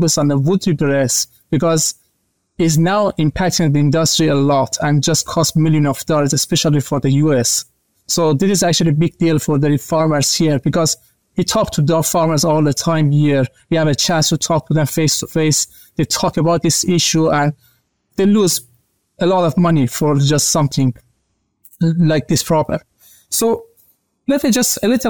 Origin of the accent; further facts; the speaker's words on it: Iran; moved away as an adult; also born or lived in Malaysia / Australia; now in United States; I'm actually from Iran originally, but I started actually to do my master's degree in Malaysia